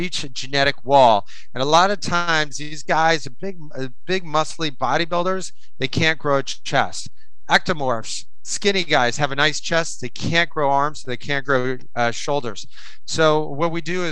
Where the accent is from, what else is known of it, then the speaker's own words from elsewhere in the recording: Iowa, United States; moved away; I'm from Iowa. I'm from the Midwest